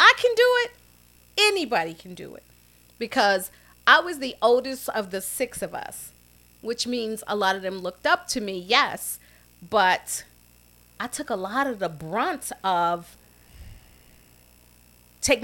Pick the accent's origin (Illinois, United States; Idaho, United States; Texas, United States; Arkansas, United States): Illinois, United States; Chicago; we had relatives growing up on the South Side, and we lived on 40th and Drexel, right next to Grant Memorial AME Church, where my father was the custodian